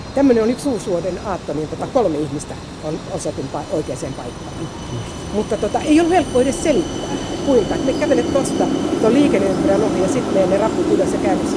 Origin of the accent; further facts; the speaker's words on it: Helsinki, Uusimaa, Finland; Mä mielelläni sanoa, että mä oon Pasilasta. Mutta kyllä mä sanon, että mä oon Itä-Pasilasta